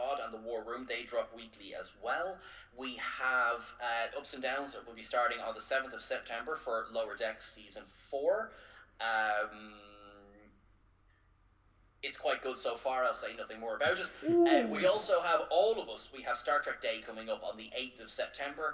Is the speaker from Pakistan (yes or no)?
no; Ireland; We're the Irish ones